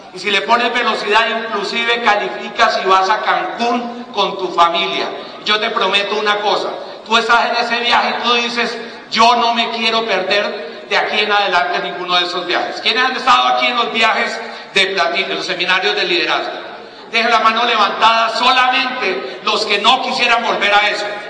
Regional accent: Cali, Valle del Cauca, Colombia; Yo soy de Cali

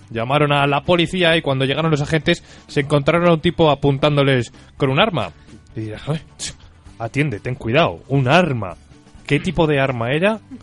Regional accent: Valladolid, Castile and León, Spain; me he pasado la infancia ahí y jugando alrededor

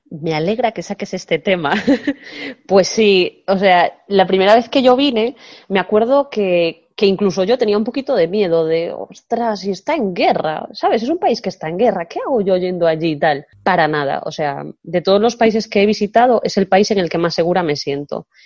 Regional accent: Suwon, Gyeonggi Province, South Korea; Spanish is a second language; sobre todo para quienes venimos de Seúl o Sugón, en mi caso, ciudades así grandes

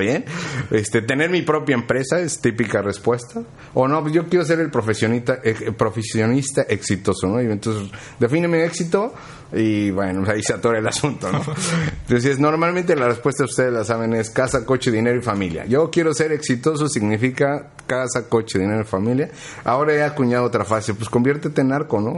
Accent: Mexico City, Mexico; yo soy del DF, entonces en el DF yo estudié

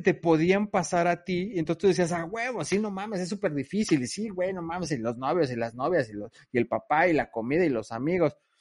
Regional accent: Mexico; now in Vancouver, Canada; nos identifica como mexicanos

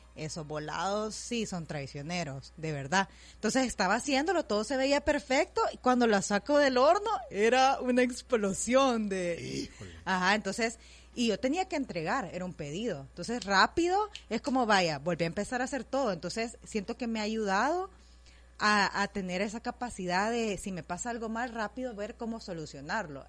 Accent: El Salvador; gente que sea del Salvador, o sea, como para siempre sentirme en mi tierra

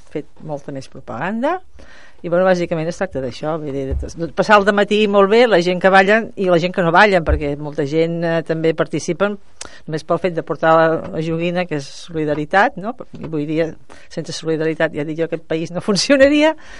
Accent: Mataró, Catalonia, Spain; jo soc de Mataró

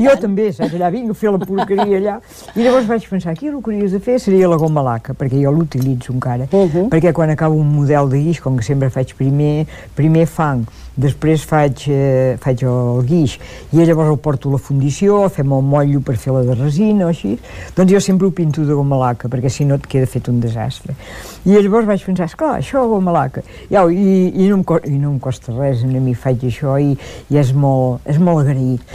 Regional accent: Olot, Catalonia, Spain; jo soc d'Olot

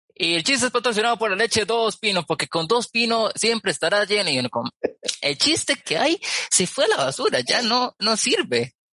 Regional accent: Costa Rica; yo soy de Costa Rica

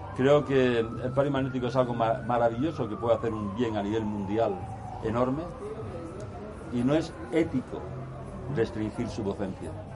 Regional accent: Seville, Andalusia, Spain; soy de Sevilla, es una ciudad que hay en el sur de España.

